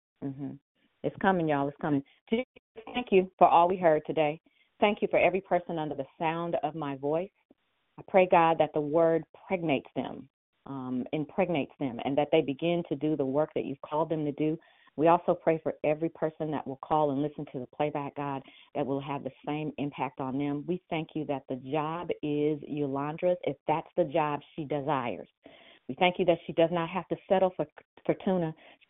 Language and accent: English; India; I'm Indian, so I use seven.